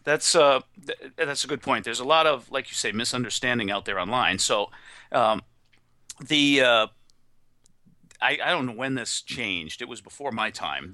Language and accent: English; New England, United States; I'm from New England